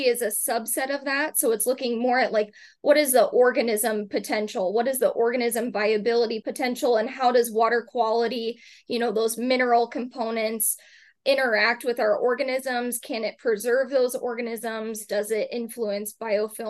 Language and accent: English; Clive, Iowa, United States; I initially am an Iowa native, so I grew up in Clive, Iowa, just outside of Des Moines area